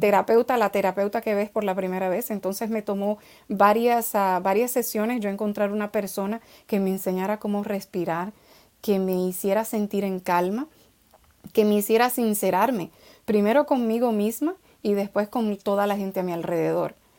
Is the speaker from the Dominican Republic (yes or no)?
yes; Dominican Republic; nací me crié en República Dominicana